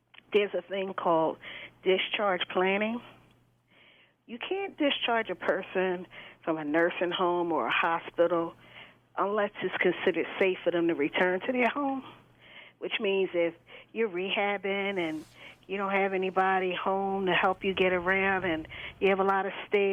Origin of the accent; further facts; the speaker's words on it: Philadelphia, Pennsylvania, United States; I grew up in Southwest as well.